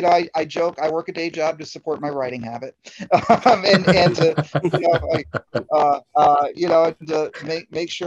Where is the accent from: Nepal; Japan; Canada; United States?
United States; northern Adirondacks, New York; also born or lived in Albany / Honesdale, Pennsylvania; I grew up in a very, very small town in the northern Adirondacks